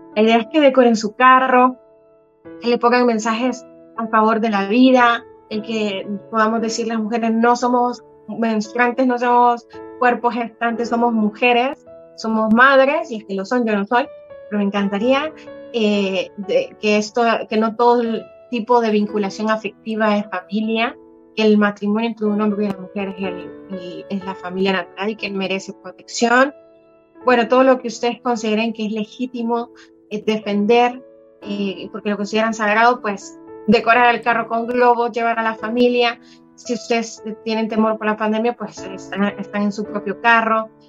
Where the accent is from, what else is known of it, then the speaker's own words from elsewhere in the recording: El Salvador; como salvadoreños